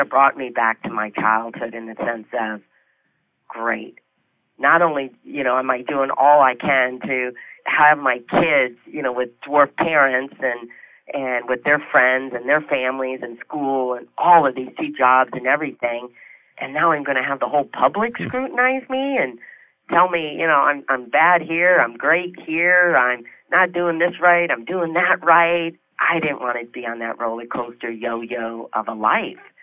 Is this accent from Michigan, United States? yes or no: yes; Detroit, Michigan, United States; moved away; I was from Michigan